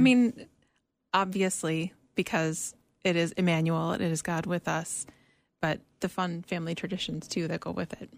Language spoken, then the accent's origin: English; Minnesota, United States; moved away; we're both from Minnesota